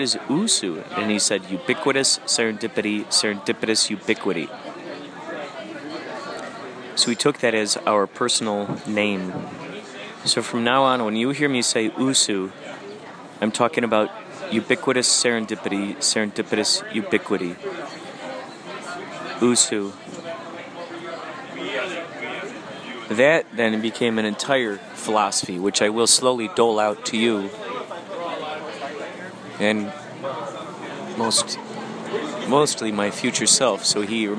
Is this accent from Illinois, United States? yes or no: yes; Chicago, Illinois, United States; who I grew up with in the Chicagoland area